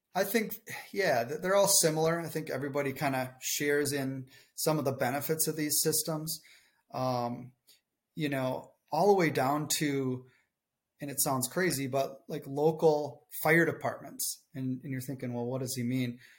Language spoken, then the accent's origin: English; southern Minnesota, United States; accent: thick Minnesotan; I'm just a farm kid from southern Minnesota